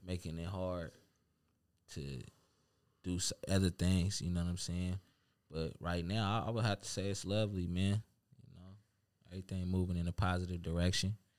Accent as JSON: {"language": "English", "town": "Seattle", "region": "Washington", "country": "United States", "lives_now": "Tacoma, United States", "said": "I'm from the town"}